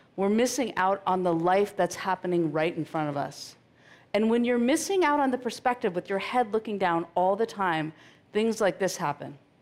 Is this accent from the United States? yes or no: yes; Marin, California, United States; I grew up in Marin in the 70s